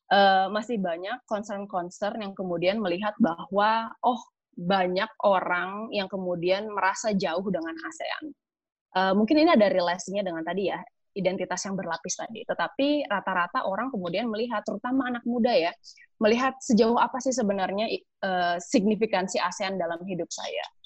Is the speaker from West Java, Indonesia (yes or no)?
yes; West Java, Indonesia; identitas saya sebagai orang Sunda misalnya itu lebih dekat dibandingkan misalnya sebagai orang Indonesia